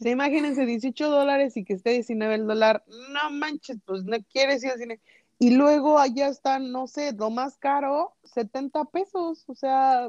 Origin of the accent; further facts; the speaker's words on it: a small town near Morelia, Michoacán, Mexico; uno de mis tíos trabajaban en un cine que existía en mi pueblo